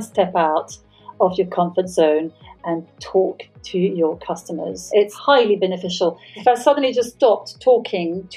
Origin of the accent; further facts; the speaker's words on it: France; moved away as an adult; now in England; I'm half English and half French, born in France